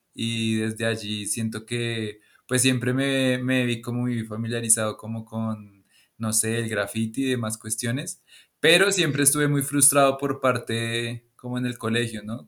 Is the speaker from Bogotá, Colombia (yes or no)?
yes; Bogotá, Colombia; now in Tabio, Colombia; soy de Bogotá, Colombia